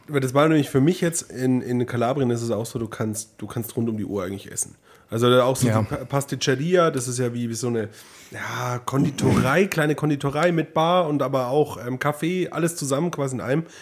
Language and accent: German; Neumarkt in der Oberpfalz, Bavaria, Germany; in meiner Heimat in Neumarkt